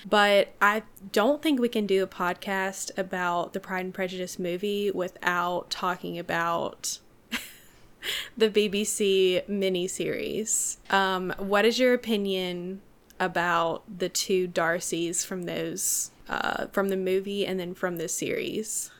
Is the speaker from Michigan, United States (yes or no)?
no; Mississippi, United States; we're from Mississippi